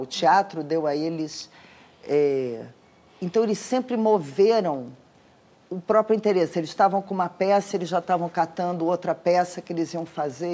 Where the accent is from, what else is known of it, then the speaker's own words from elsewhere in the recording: Rio de Janeiro, Brazil; Eu sou carioca, moro no Rio de Janeiro